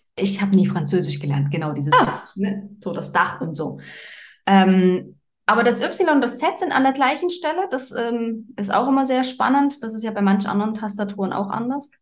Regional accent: Germany; moved away as an adult; now in Switzerland; ich bin ursprünglich äh, aus Deutschland

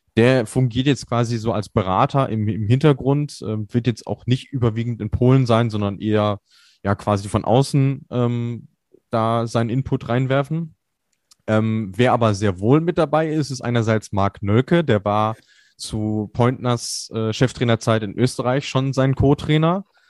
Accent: Germany; als Deutsche

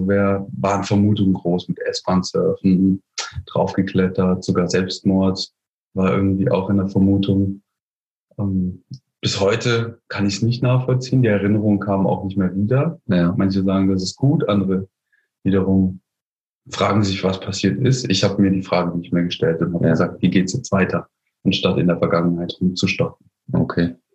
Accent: Heidelberg, Baden-Württemberg, Germany; Ich komme aus Heidelberg

